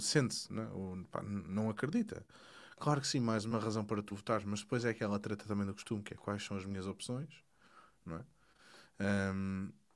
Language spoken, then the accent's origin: Portuguese; Portugal; moved away; eu sou, eu sou português, estou cá fora